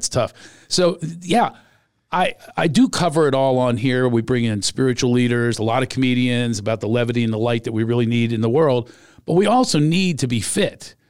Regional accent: Philadelphia, Pennsylvania, United States; I'm from Philly

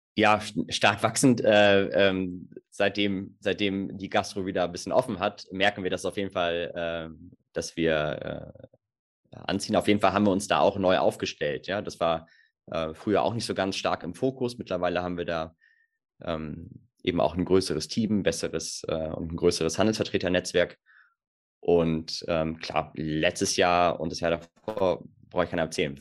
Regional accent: Germany; bei uns in Deutschland

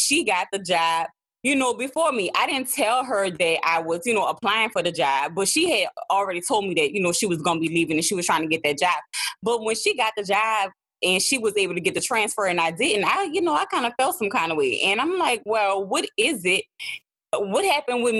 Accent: New Orleans, Louisiana, United States; accent: New Orleans; my New Orleans accent is thick

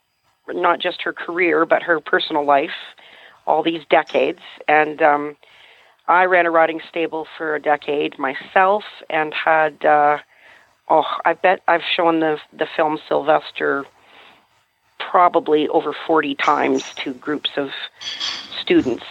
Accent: Canada; also born or lived in New Brunswick; I'm a Canadian, actually, so I live in New Brunswick in the Appalachians up here

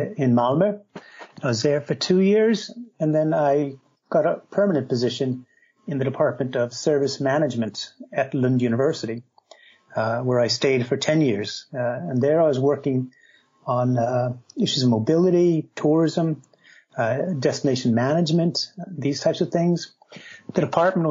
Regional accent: United States; moved away as an adult; also born or lived in Minnesota; now in Sweden; She was actually Swedish, and I'm American, but she moved over to the United States in the 50s, and I was born a little after that.

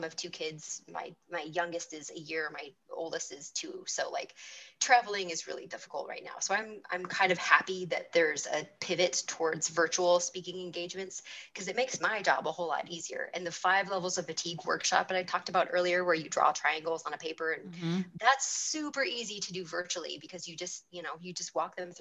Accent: California, United States; California is my home state

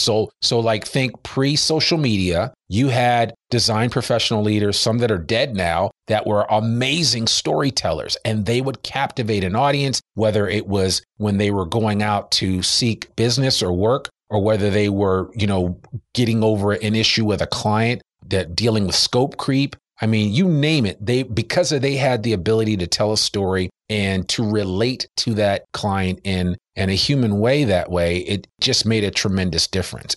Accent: New Jersey, United States; we're both from Jersey

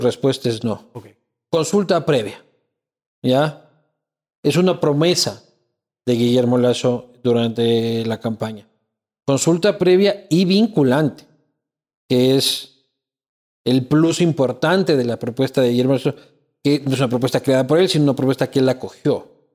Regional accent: Ecuador; como sociedad ecuatoriana

